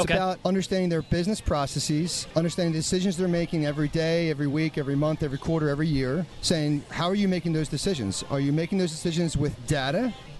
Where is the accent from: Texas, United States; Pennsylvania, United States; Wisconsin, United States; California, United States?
Pennsylvania, United States; Springfield; also born or lived in Toronto, Canada; So I'm from Springfield, Delaware County. So I'm born and raised Philadelphia guy.